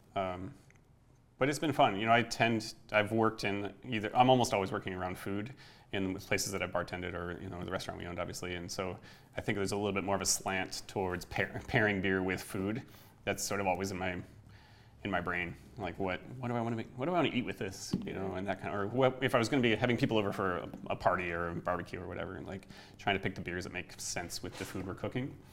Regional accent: Michigan, United States; moved away as an adult; now in Hawaii, United States; I grew up in Michigan, so a little more East Coast influence.

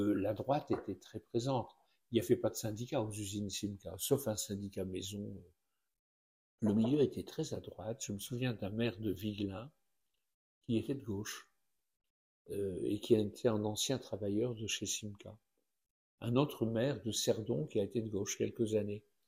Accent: the Nord, Hauts-de-France, France; moved away as an adult; also born or lived in Tunisia; now in Orléans, France; je suis issu du Nord et je sais ce que c'est que la condition ouvrière

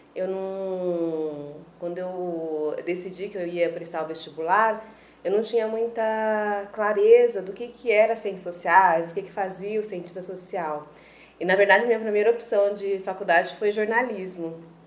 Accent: Presidente Venceslau, São Paulo, Brazil; moved away as an adult; also born or lived in Chapecó, Santa Catarina; na cidade onde eu nasci, que é Presidente Venceslau, no interior de São Paulo

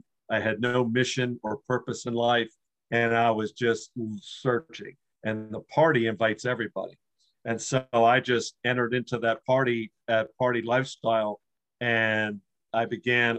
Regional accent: Washington, District of Columbia, United States; also born or lived in Maryland; I was born in Washington, D.C. My dad was an Episcopal minister, and he had his church right across the district line. So we lived right outside of or across the street from the border of Washington, D.C.

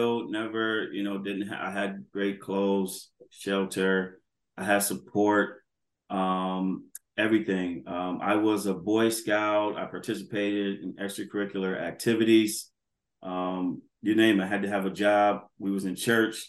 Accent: Buffalo, New York, United States; growing up in Buffalo

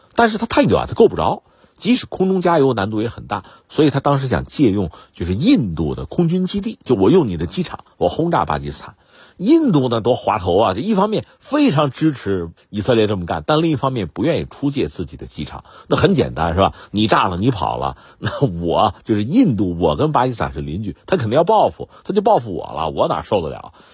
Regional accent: China; 我们中国人

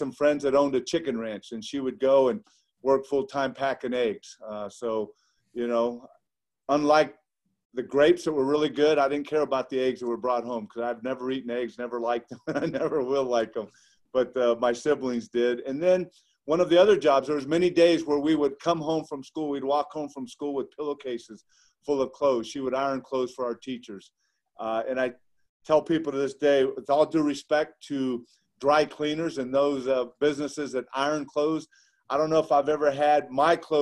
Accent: Ontario, California, United States; I grew up in Ontario, California, which is about 40 miles due east of Los Angeles.

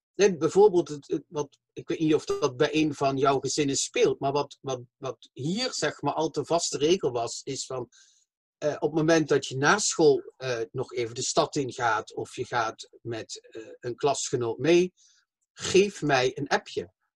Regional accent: Limburg, Flanders, Belgium; accent: southern, soft G; now in The Hague, Netherlands; ik kom van België, Slimburg, maar ik eh, eh, woon in Den Haag.

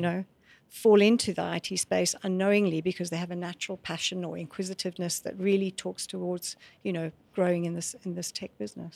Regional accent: Scotland, United Kingdom; moved away as an adult; also born or lived in South Africa; I grew up in Scotland

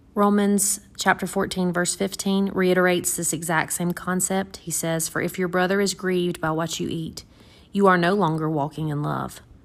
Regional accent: the South, United States; we're from the South

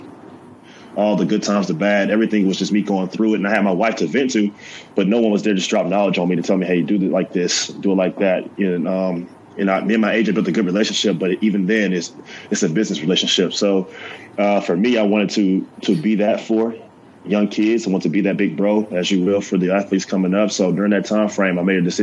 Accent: Auburn, Alabama, United States; moved away as an adult; now in Chattanooga, United States; I'm originally from Auburn, Alabama

